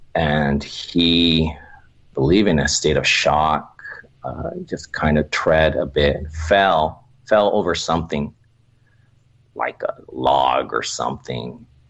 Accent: Oxnard, California, United States; I'm originally from Oxnard, California

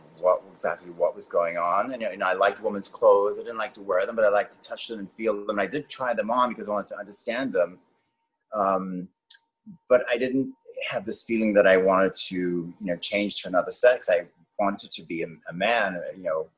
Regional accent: Cape Town, Western Cape, South Africa; moved away as an adult; also born or lived in Johannesburg, South Africa; now in New York City, United States; I was born in Johannesburg, South Africa, and I grew up in Cape Town, and then I went back to Johannesburg to finish my high school

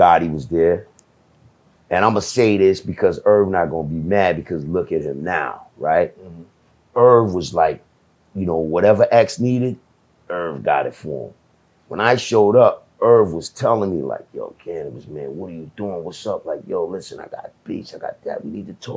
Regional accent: Jamaica; I'm from Jamaica

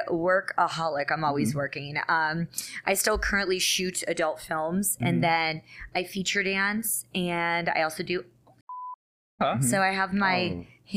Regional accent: New York, United States; I'm an Italian from New York.

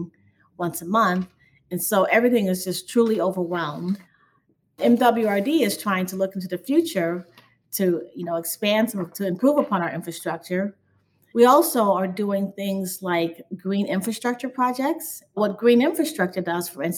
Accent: Chicago, Illinois, United States; I grew up on the South Side and I used to swim quite a bit in Lake Michigan at the point on 55th Street in Hyde Park.

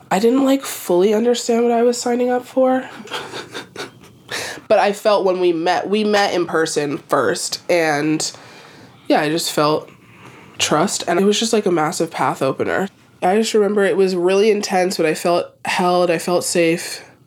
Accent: Philadelphia, Pennsylvania, United States; born in Philadelphia and I was born to a, uh, one parent that uh, was from Jamaica

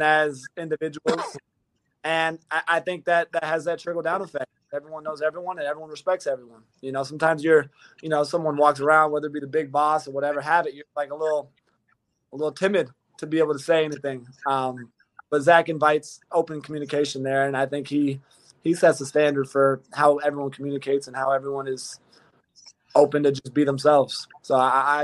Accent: California, United States; I'm from Cali

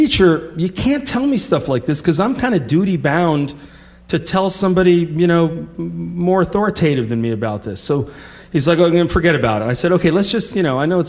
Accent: Vermont, United States; moved away; I'm from Vermont

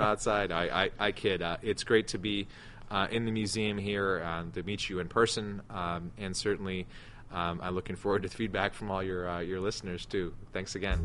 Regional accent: United States; as an American

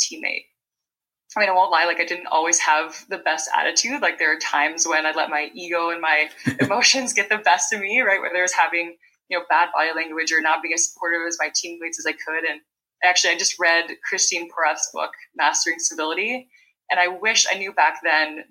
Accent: Vancouver Island, British Columbia, Canada; now in Ottawa, Canada; I'm from Vancouver Island, British Columbia, Canada, and I currently live in Ottawa

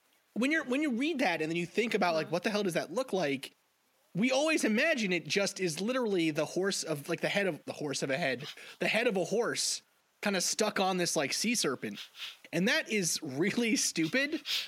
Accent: New York City, New York, United States; I grew up right next to New Jersey. I grew up in Staten Island, New York.

